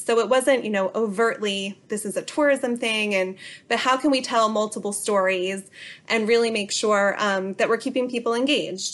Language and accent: English; Bucks County, Pennsylvania, United States; I am a local of Bucks County, so, so born and raised here in my hometown